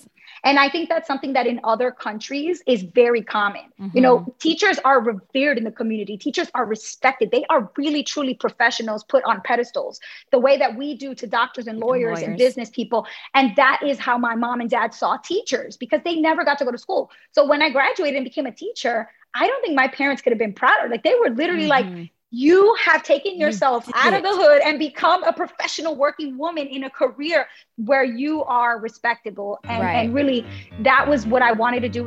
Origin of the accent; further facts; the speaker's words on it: New York City, New York, United States; I was born and raised in Brooklyn in a neighborhood called Bushwick